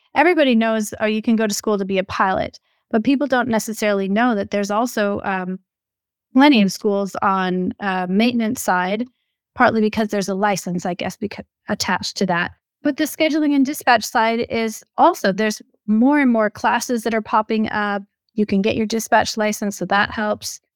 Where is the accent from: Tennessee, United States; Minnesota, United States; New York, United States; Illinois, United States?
Minnesota, United States; moved away; I'm originally from Minnesota